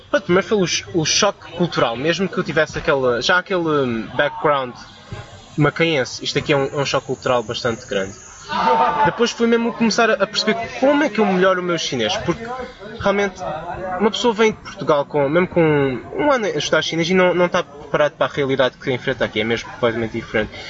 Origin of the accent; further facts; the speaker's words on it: Macau; Eu sou originário de Macau. Na altura ainda era português, mas era uma província, é uma província na China